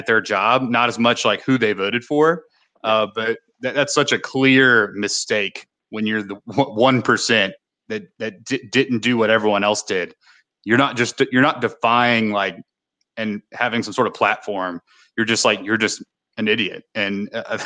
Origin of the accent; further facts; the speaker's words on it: Mississippi, United States; I live in Olive Branch. And I talk about Memphis as if it's my home, but really I'm from Mississippi